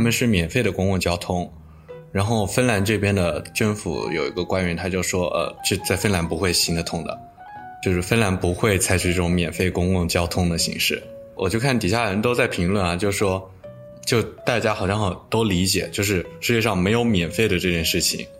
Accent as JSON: {"language": "Chinese", "country": "China", "also_born_or_lived": "Jyväskylä, Finland", "moved": "yes", "lives_now": "Finland", "said": "我一个中国人"}